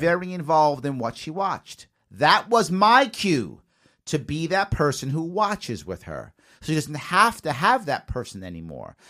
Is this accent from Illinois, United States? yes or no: no; New York City, New York, United States; I also, of course, was raised in the Bronx, too, South Bronx, by Yankee